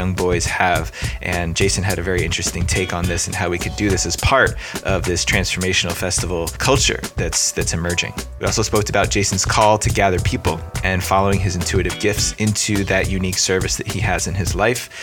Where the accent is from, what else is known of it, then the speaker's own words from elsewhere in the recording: Bergen County, New Jersey, United States; I'm from up in Bergen County, so right outside the New York City area